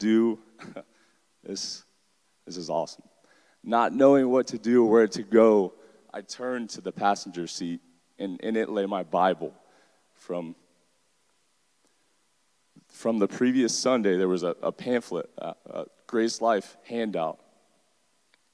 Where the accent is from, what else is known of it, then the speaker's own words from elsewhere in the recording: Deltona, Florida, United States; I'm a product of Volusia County Schools. I grew up in Deltona